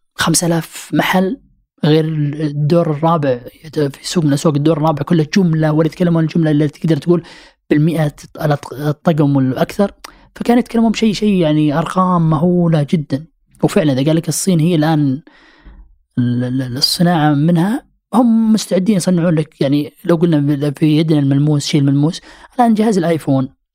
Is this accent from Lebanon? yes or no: no; Saudi Arabia; احنا سعوديين